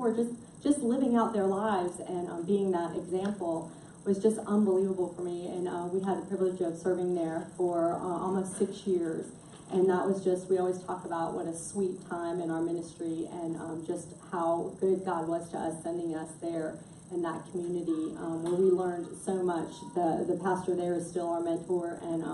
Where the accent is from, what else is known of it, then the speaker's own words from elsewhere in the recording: Miami, Florida, United States; moved away as an adult; also born or lived in Alabama; we're both from Miami.